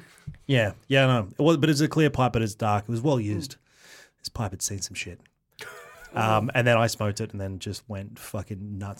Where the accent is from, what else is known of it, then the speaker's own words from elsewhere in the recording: Chinchilla, Queensland, Australia; now in Sydney, Australia; Mum didn't grow up in Chinchilla, I did.